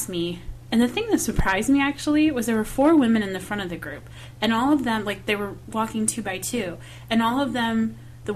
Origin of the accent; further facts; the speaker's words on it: the Midwest, Michigan, United States; moved away; I'm from the Midwest